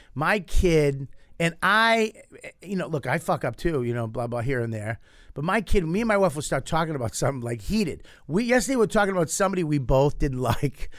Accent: Boston, Massachusetts, United States; I grew up in Boston.

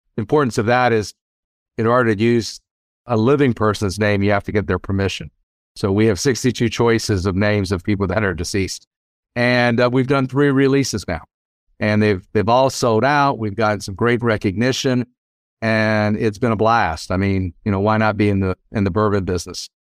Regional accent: South Louisiana, United States; moved away as an adult; also born or lived in Washington, D.C.; now in Lexington, United States; I grew up in South Louisiana

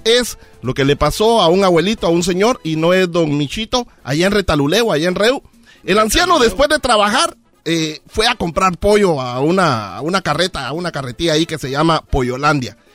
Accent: Guatemala; en mi país, lo mismo

